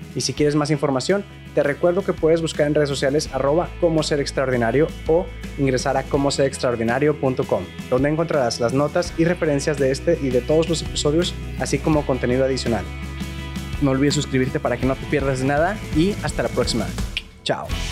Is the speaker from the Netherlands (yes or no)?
no; Mexico; soy mexicano